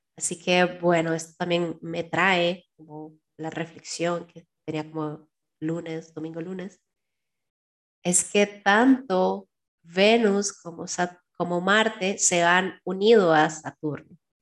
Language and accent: Spanish; Costa Rica